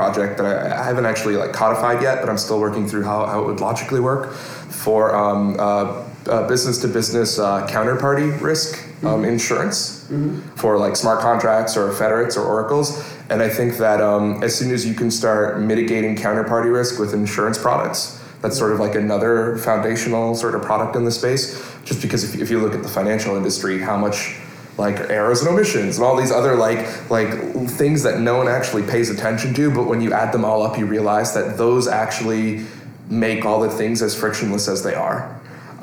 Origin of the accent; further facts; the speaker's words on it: New York, United States; I'm a New Yorker. I'm a thoroughbred New Yorker